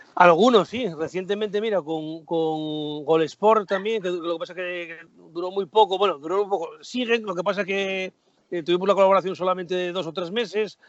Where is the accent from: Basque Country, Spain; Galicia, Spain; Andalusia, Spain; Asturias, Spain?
Asturias, Spain; Gijón; De Gijón por todos los costados